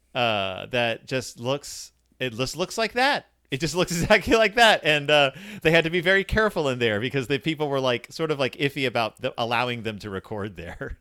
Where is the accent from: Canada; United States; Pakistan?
United States; Texas; born or raised there